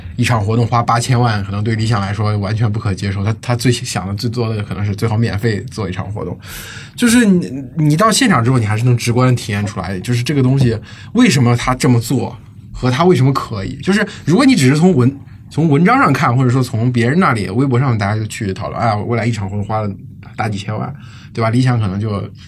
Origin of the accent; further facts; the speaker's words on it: China; 我们中国人